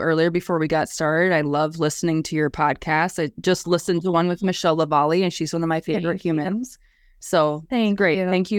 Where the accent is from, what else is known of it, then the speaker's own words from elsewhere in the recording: Colome, South Dakota, United States; also born or lived in Brookings, South Dakota / Sioux Falls, South Dakota; Always have lived in South Dakota.